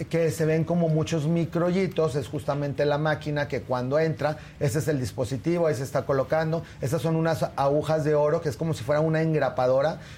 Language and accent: Spanish; Torreón, Coahuila, Mexico; En eh, la yo soy de Torreón